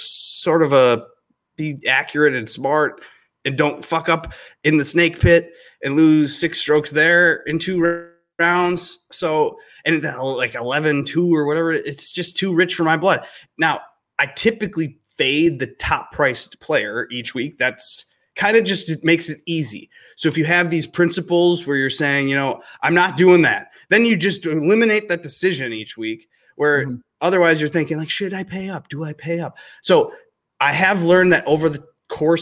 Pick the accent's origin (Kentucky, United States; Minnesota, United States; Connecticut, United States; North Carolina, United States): Minnesota, United States; accent: Midwest; my accent over here at the in the Midwest here in Minnesota